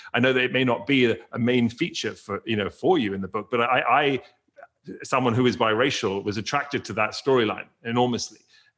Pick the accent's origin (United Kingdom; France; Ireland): United Kingdom; England; now in United States; I grew up in England where you had an Indian community and a Sri Lankan community, but white community, but there were very few biracial children. But I came to the US